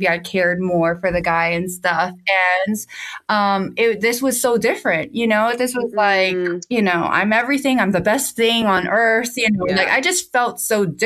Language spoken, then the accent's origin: English; United States; moved away as an adult; also born or lived in Charleston, South Carolina / Atlanta, Georgia / Miami; we're originally from New York